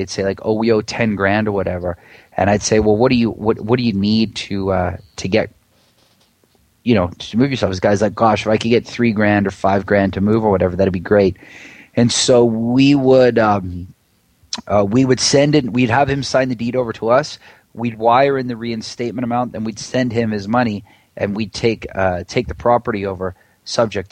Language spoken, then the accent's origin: English; Vancouver, British Columbia, Canada; also born or lived in Washington, D.C.; now in San Diego, United States; I grew up in Vancouver, Canada, and I moved back there with my wife